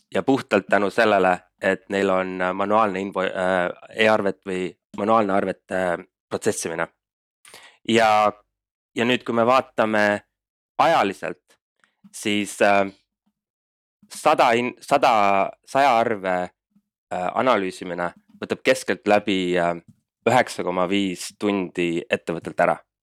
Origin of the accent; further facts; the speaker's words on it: Estonia; moved away as an adult; also born or lived in Denmark; now in Berlin, Germany; kuna me kõik kolmekesi elasime Eestist eemal, siis me nagu mõistsime seda, et olgugi, et me läksime välismaale ja äh, saime kõik selle kogemuse ja õppisime tundma seda startup maastikku natuke teise külje alt, siis Eestis on noh, kodus on ikka kuidagi asjad teistmoodi